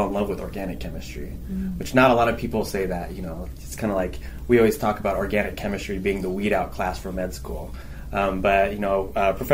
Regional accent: Phoenix, Arizona, United States; I'm actually from Arizona. I went to high school at Mountain Point High School in Ahwatukee

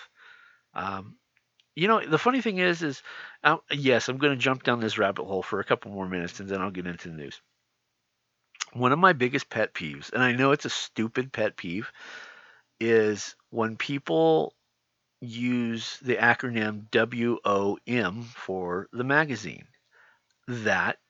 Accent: California, United States; I'm from California

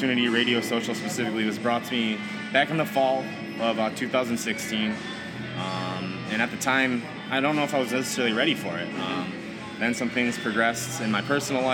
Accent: Fairport, New York, United States; also born or lived in Hartford area, Connecticut; I'm originally from the area. I grew up in Fairport. I graduated from Fairport High. And I spent basically the entirety of my adolescent life from probably the age of like 9 until about 21 here in the Rochester area.

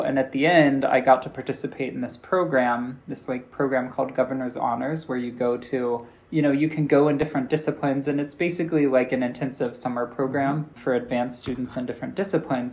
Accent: United States; accent: American; people in my class told me I have an American accent

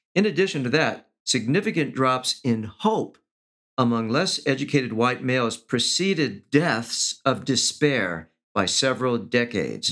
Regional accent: Los Angeles, California, United States; I grew up in East Los Angeles

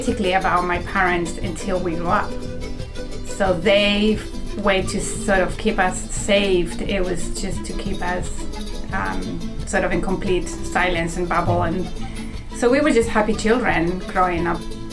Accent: Chile; moved away as an adult; also born or lived in Germany; now in Pittsfield, United States; And I am from Chile, although I was born in Germany, by sort of chance of life. And went back to Chile and moved to Pittsfield, Massachusetts, when I was in my mid-20s or early 20s

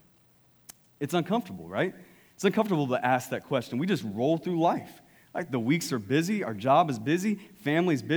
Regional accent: East Texas, United States; East Texas

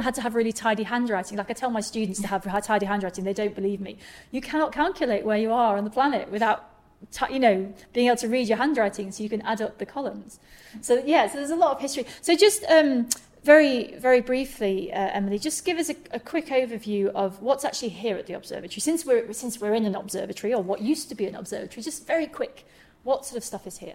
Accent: Manchester, North West England, United Kingdom; I grew up in Manchester

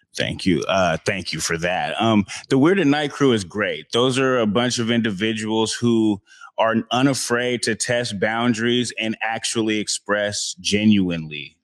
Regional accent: Seattle, Washington, United States; I've been out here for my whole life, born and raised in Seattle

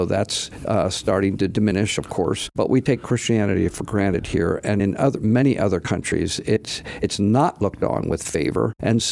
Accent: Philadelphia, Pennsylvania, United States; I'm from Philadelphia, Pennsylvania

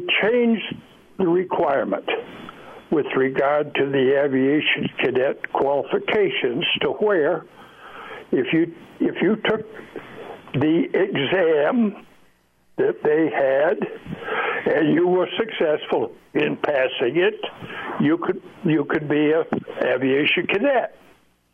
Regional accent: northwestern Maine, United States; moved away as an adult; I grew up in Maine, in the northwestern

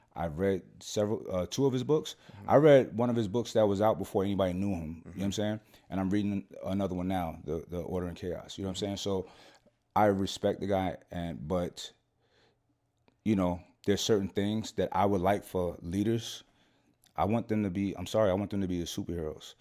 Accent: New York City, New York, United States; moved away; also born or lived in Scottsdale; I'm from Brooklyn

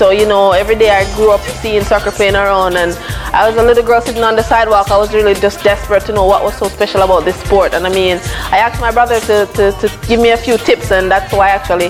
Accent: Jamaica; now in England; Growing up in Jamaica in a small community, Angels Crescent District, you know, soccer was the main sport.

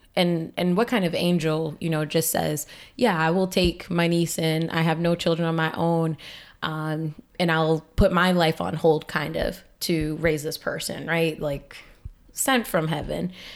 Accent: Boston, Massachusetts, United States; now in Lowell, United States; I was born here in Lowell, and, uh, my mom had some issues with substance abuse, and for a while we had to move away, well, for our whole lives. So my dad's sister, my wonderful auntie mama, she adopted me, and my sister went to live with her dad in New Hampshire, and I went to live in Boston.

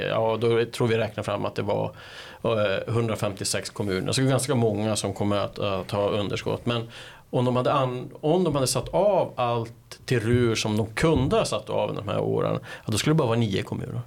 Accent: Kiruna, Norrbotten County, Sweden; moved away; jag kommer ju från Kiruna ursprungligen

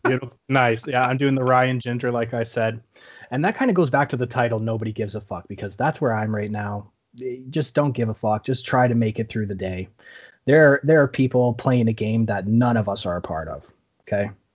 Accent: Canada; we're Canadian

